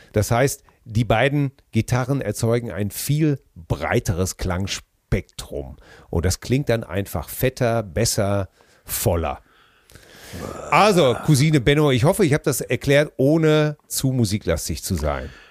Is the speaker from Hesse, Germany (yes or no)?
no; Hamm, North Rhine-Westphalia, Germany; meiner Heimatstadt in Hamm